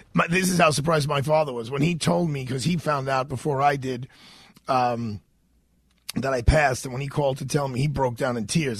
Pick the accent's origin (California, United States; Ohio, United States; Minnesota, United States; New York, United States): New York, United States; New York City; I was born in Fort Hamilton Army Base in Bay Ridge, Brooklyn, Brooklyn where my dad was a captain in the Army in the late 1960s